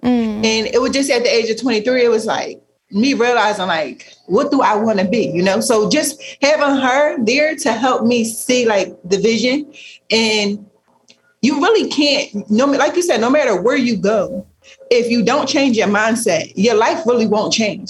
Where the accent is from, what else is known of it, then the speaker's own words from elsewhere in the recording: Philadelphia, Pennsylvania, United States; growing up in Philly, you the environment that we grew up